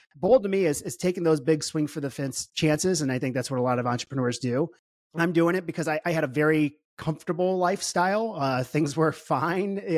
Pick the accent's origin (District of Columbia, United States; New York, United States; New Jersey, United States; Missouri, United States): Missouri, United States; St. Louis; I was, I was born and raised in Saint Louis, Missouri